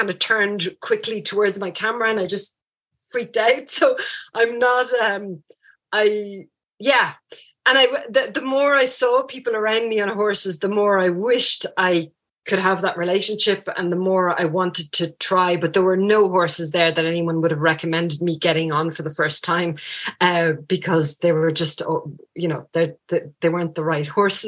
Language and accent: English; Paris, Île-de-France, France; also born or lived in rural Ireland; now in Ireland; I actually grew up in France. I grew up in Paris. So Downtown Paris, there were no horses